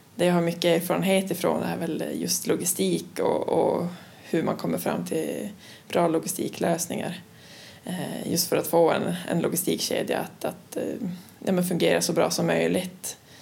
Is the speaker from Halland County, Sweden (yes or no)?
no; Luleå, Norrbotten County, Sweden; also born or lived in Linköping / Umeå; jag kommer ursprungligen från Luleå eh, och efter gymnasiet så flyttade jag ner till Linköping